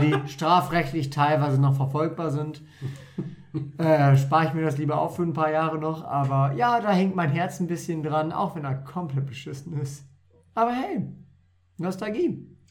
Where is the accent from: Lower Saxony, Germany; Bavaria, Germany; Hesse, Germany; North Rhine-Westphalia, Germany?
Lower Saxony, Germany; Wolfenbüttel; Ich bin zwar halb Pfälzer, halb äh, Ostfriese, aber ich bin hier in Wolfenbüttel aufgewachsen